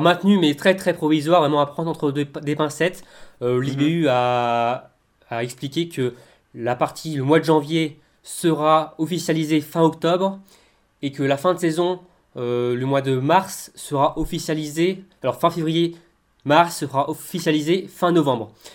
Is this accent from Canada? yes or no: no; France; nous sommes français